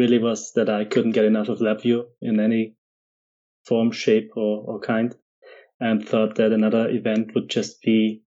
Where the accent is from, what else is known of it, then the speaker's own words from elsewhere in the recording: Austria; now in Germany; I'm an Austrian living in Germany